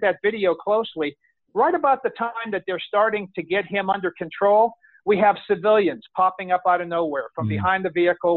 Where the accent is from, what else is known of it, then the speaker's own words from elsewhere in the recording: Orlando, Florida, United States; here in my hometown of Orlando, Florida